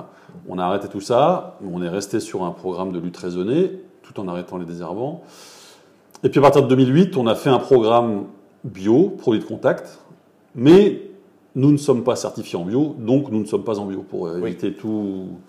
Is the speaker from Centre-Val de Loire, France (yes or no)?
yes; Montlouis-sur-Loire, Centre-Val de Loire, France; moved away as an adult; now in Beaune, France; je suis originaire du Val-de-Loire, de Montlouis-sur-Loire, pour être précis